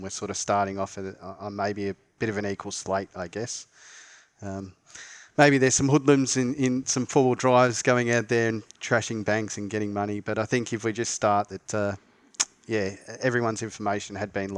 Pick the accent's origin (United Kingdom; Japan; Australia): Australia; We're both Australian